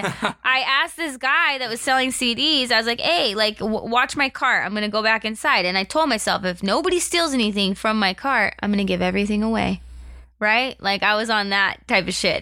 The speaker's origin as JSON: {"language": "English", "country": "United States", "tie": "born or raised there", "moved": "yes", "said": "I grew up on Lake Powell."}